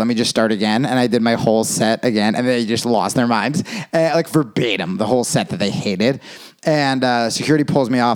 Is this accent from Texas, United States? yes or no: no; New Jersey, United States; also born or lived in Brooklyn, New York; now in Los Angeles, United States; I grew up in Jersey